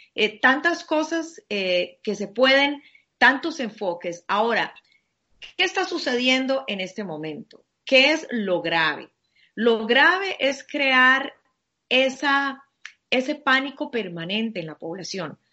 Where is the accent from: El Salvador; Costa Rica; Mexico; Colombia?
Costa Rica; como compatriota mío, como costarricense